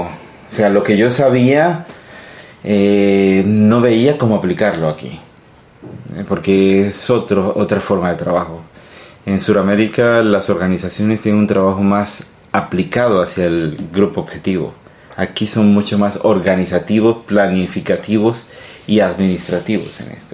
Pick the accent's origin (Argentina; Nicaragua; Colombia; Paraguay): Colombia; moved away as an adult; now in Sweden; nací en Colombia eh, de, madre colombiana, padre italiano